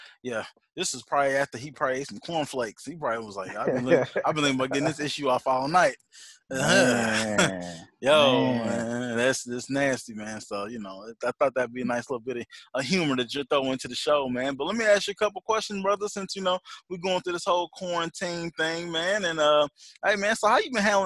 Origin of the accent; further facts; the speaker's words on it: Indiana, United States; we're from Indiana